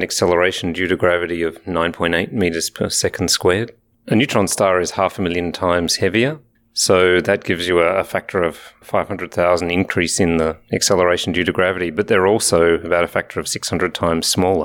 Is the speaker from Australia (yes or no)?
yes; Alice Springs, Northern Territory, Australia; moved away; also born or lived in Adelaide, Australia / Canberra, Australia / England; born in Alice Springs in the middle of Australia, but I did my education at the University of Adelaide and the Australian National University.